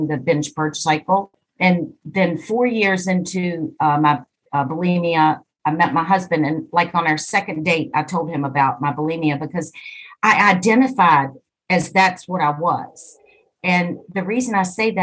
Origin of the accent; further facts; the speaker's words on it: East Coast of the U.S., United States; I am from the East Coast of the U.S.